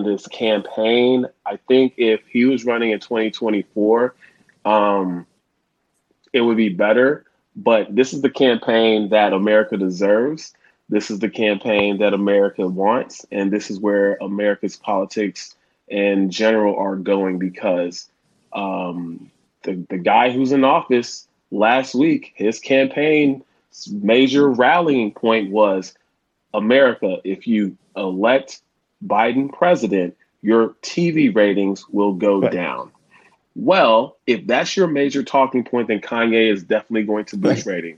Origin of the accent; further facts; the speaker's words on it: Houston, Texas, United States; also born or lived in Ohio; I'm originally from Houston, Texas, and originally of parents from Nigeria.